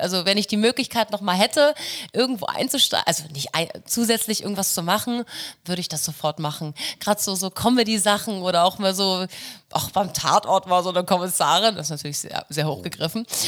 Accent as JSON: {"language": "German", "region": "Hamburg", "country": "Germany", "moved": "as an adult", "lives_now": "Rauenberg, Germany", "said": "ich komme aus Hamburg, ich komme aus dem Norden"}